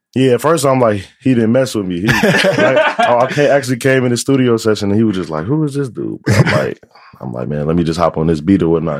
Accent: United States; growing up on the South Side

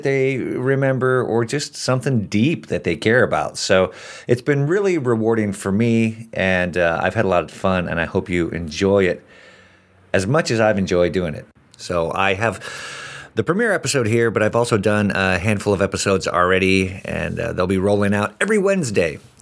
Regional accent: Midwest, United States; also born or lived in Hawaii; I was born in Hawaii, I was raised in the Midwest

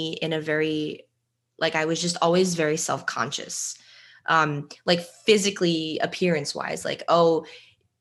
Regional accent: New Jersey, United States; We are both from New Jersey

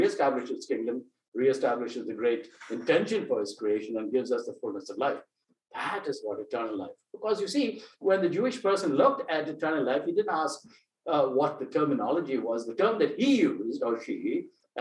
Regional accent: India; moved away as an adult; now in United States; I came from India, I done my undergraduate studies. I was all of 20 when I came over here

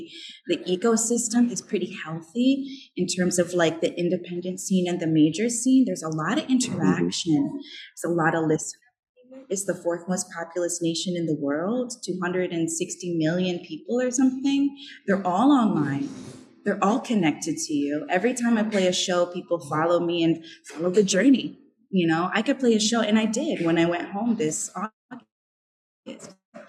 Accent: New England, United States; came over to New England through the Appalachian, through Canada, you know, and I'm from New England. I got roots in New England for how many years?

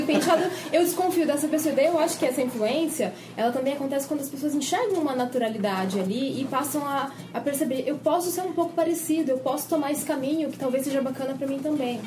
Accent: Bauru, São Paulo, Brazil; accent: caipira; Eu sou de Bauru, São Paulo.

